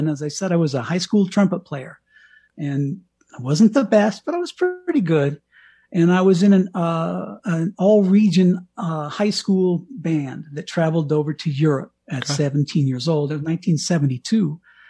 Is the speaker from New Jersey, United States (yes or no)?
no; Bangor, Maine, United States; there's a picture on the front page of my hometown newspaper of me kissing the ground in Bangor, Maine.